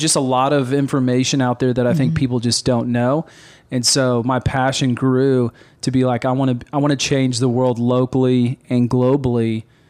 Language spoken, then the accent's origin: English; Papua, Indonesia; moved away; also born or lived in Carlsbad, New Mexico, United States / Baton Rouge, Louisiana, United States; I was born in America, moved from Carlsbad, New Mexico to Baton Rouge, Louisiana. And then at the age of 5, moved to Irian and Jaya, Papua, which lived 9,000 feet in the jungles of Indonesia.